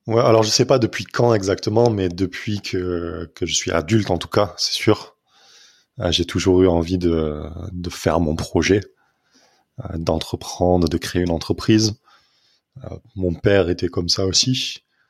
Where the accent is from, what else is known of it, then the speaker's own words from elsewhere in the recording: Nîmes, Occitania, France; moved away as an adult; also born or lived in Montpellier / London; now in Toulouse, France; je suis né à Nîmes, j'ai grandi à Nîmes